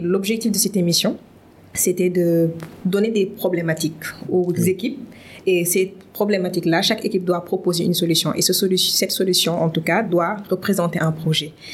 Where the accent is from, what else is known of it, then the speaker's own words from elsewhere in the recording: Dakar, Senegal; je suis née, j'ai grandi ici, mm. au Sénégal, à Dakar plus précisément